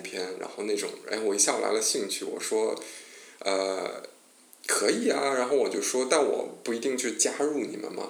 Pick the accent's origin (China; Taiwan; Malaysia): China; moved away; also born or lived in Japan; 我是中国人